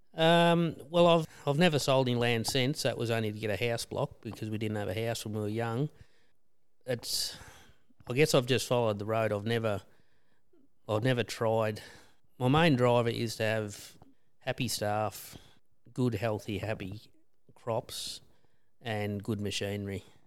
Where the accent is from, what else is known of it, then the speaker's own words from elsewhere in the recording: Bacchus Marsh, Victoria, Australia; now in Skipton, Australia; we're originally from Bacchus Marsh.